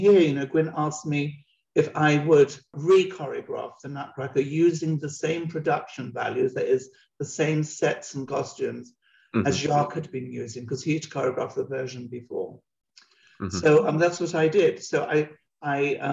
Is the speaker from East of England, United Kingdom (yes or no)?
no; London, United Kingdom; moved away; when I was growing up in London and I was at the Royal Ballet School